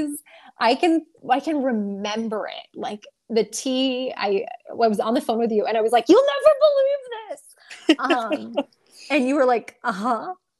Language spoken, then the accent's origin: English; New England, United States; I came over here from New England